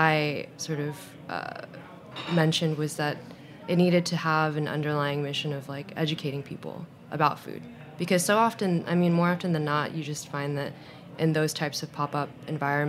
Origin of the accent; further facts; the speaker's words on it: United States; also born or lived in Shanghai; growing up with like Vietnamese refugee parents, but also growing up in America